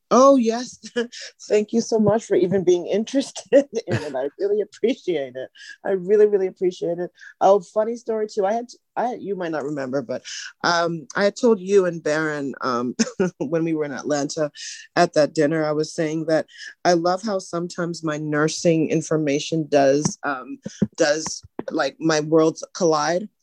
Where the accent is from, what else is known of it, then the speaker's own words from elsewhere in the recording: Canada; now in Huntsville, United States; I am from Canada. My parents are Trinidadian